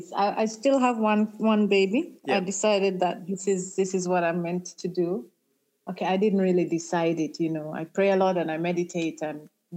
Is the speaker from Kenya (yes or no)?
yes; Nairobi, Kenya; also born or lived in Jamaica; now in Uganda; although I am a Jamaican and I'm now a Ugandan, I feel most Kenyan. Kenya is home. If someone asked me where home is, I would say Kenya. Because I feel like I grew up there